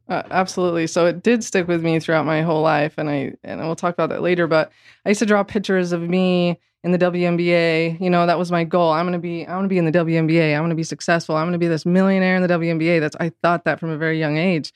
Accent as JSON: {"language": "English", "town": "Orem", "region": "Utah", "country": "United States", "tie": "born or raised there", "said": "of the church growing up in Orem, Utah"}